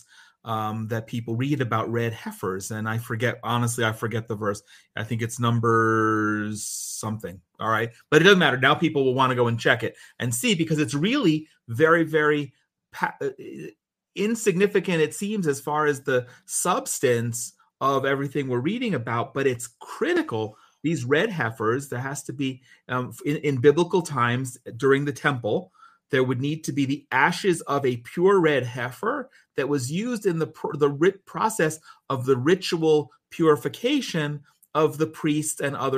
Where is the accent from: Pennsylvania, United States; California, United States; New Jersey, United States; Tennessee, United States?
New Jersey, United States; moved away as an adult; also born or lived in New York; now in Israel; grew up in New Jersey from the time I was one.